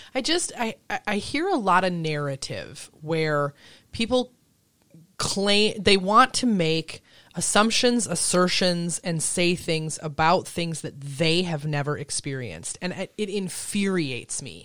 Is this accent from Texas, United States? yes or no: no; Elbow Lake, Minnesota, United States; also born or lived in Chicago; I grew up in a town of a thousand people